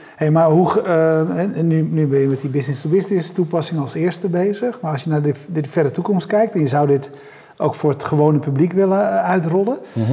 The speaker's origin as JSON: {"language": "Dutch", "town": "Nieuwkoop", "region": "South Holland", "country": "Netherlands", "said": "ik kom uit Nieuwkoop, uh, 7000 inwoners zeg maar, of 10.000 inwoners"}